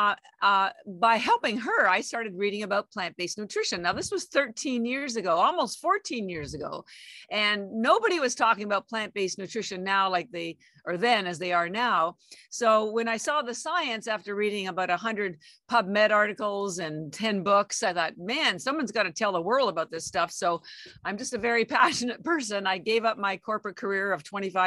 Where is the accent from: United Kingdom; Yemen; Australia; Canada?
Canada; moved away as an adult; now in Boston, United States; I am Canadian by birth, and I have an MBA and all my education was in Canada